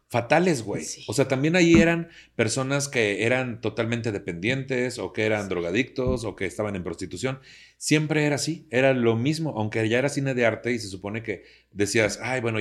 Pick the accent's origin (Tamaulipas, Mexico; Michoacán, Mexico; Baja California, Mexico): Tamaulipas, Mexico; Tampico; aunque soy de Tampico